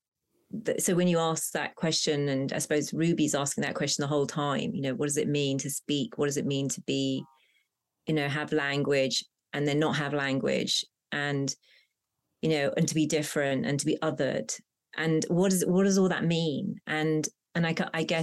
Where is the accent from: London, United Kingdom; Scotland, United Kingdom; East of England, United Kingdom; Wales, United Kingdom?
London, United Kingdom; Hounslow; first language Punjabi; English is a second language; a sort of suburban pressurized environment growing up in Hounslow